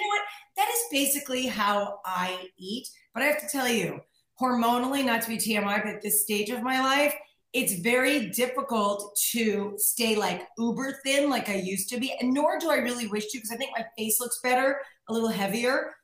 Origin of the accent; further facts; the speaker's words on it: New York, United States; moved away as an adult; now in California, United States; I'm like a New Yorker